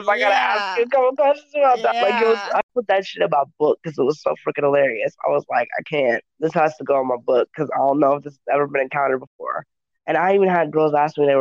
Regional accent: the South, United States; moved away; I grew up in the South, and so it took me a moment when I got back to the South as an adult

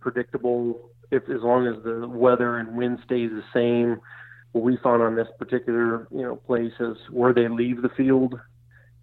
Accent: Michigan, United States; moved away as an adult; also born or lived in New York; now in Iowa, United States; I grew up in Michigan

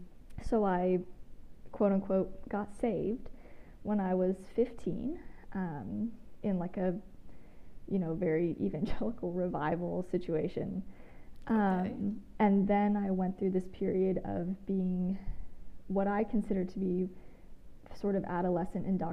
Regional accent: Georgia, United States; moved away as an adult; also born or lived in Australia; now in Huntsville, United States; I live in Huntsville, Alabama. I'm originally from Georgia, spent some time living abroad in Australia

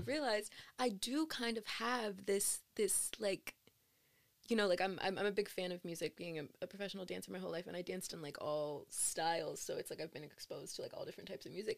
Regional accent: Newark, New Jersey, United States; I loved I loved growing up growing up in Newark

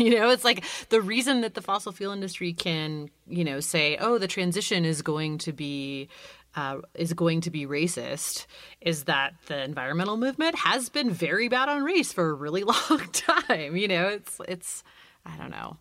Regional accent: California, United States; I grew up in California, um, and I have two kids. I still live in California

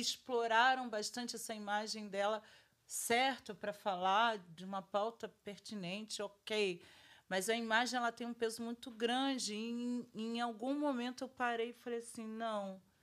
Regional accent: Rio de Janeiro, Brazil; sou do Rio, eu sou do ah. do Rio de Janeiro. Eu nasci numa família preta

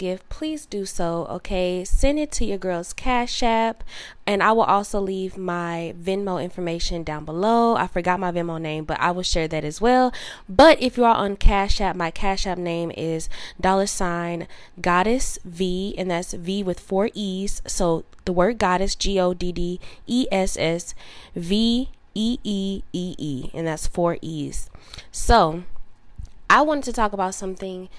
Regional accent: Southern Illinois, United States; moved away as an adult; also born or lived in Dallas area, Texas; now in Dallas, United States; I moved from my hometown, which is in Illinois, Southern Illinois specifically, and then I ended up moving to Texas, like the Dallas area

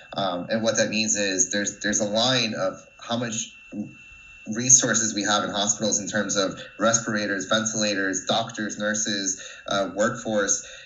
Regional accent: New Jersey, United States; moved away as an adult; also born or lived in Wrocław, Poland; now in Scotland, United Kingdom; I was born and raised in New Jersey.

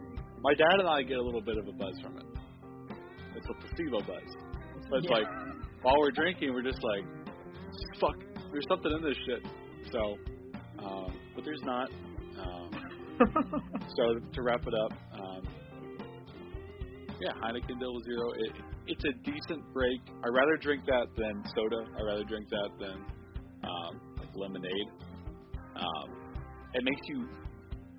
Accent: Houston, Texas, United States; my hometown, the armpit of America, which is Houston, Texas.

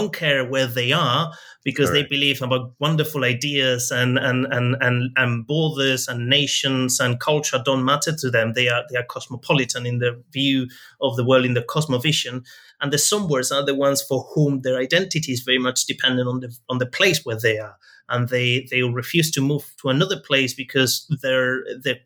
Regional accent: San Sebastian, Basque Country, Spain; also born or lived in East London; now in London, United Kingdom; San Sebastian, my hometown in the north of Spain

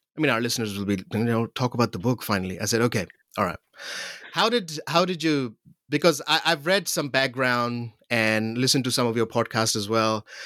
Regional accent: Pakistan; growing up in Pakistan

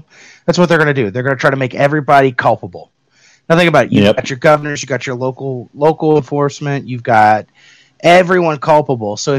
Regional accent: Kentucky, United States; I'm from Kentucky.

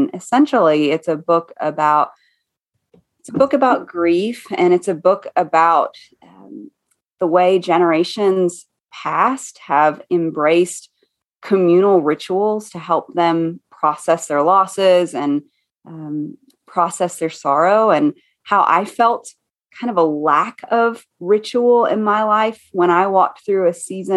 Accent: East Tennessee, United States; now in Boone, United States; I was raised in East Tennessee

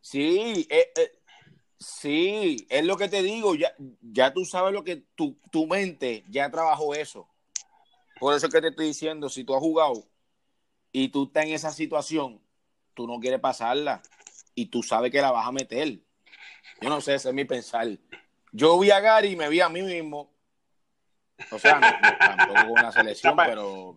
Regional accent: San Juan, Puerto Rico; soy de San Juan, Puerto Rico, la capital de ella

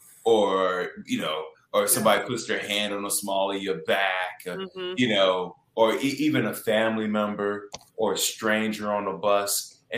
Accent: Chicago, Illinois, United States; moved away as an adult; I'm from Chicago and I come back home for the holidays

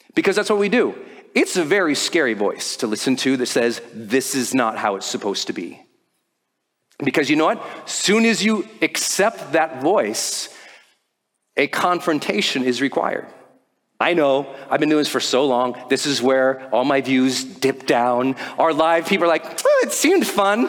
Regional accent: Montana, United States; I'm from Montana

